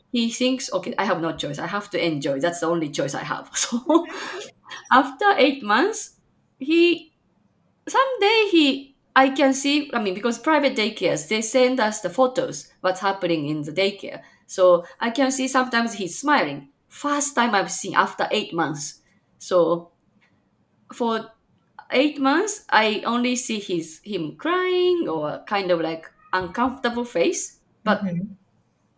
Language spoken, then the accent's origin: English; Japan; now in Chicago, United States; I'm from Japan, but currently living in freezing Chicagoland, Illinois, USA